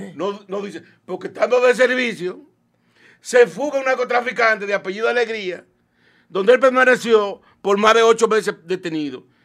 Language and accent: Spanish; Villa González, Santiago, Dominican Republic; moved away as an adult; also born or lived in Santo Domingo; yo nací en un campo, le dicen el Limón de Villa González. O sea, soy nativo de aquí